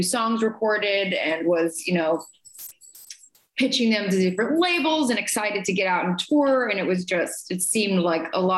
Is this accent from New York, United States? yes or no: no; Phoenix, Arizona, United States; I grew up in a really musical household, growing up in Phoenix, Arizona, in the desert suburbs area